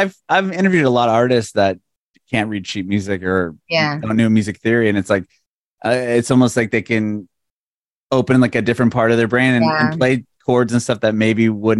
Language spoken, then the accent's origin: English; San Diego, California, United States; moved away as an adult; also born or lived in San Francisco; now in Nashville, United States; I grew up in San Diego and did radio in San Diego and then a little bit about 5 years in San Francisco and back to San Diego, but now I'm in Nashville